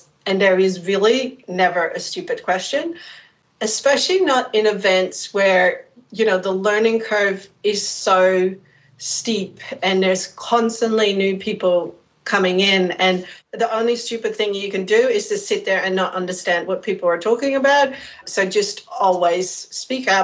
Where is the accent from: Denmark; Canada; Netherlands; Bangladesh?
Netherlands; moved away as an adult; also born or lived in United Kingdom; I left the Netherlands in 1994 to go study in the UK